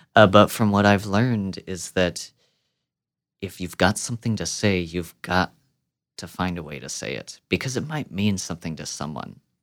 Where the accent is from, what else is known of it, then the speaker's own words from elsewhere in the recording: Midwest, United States; I'm born and raised in the Midwest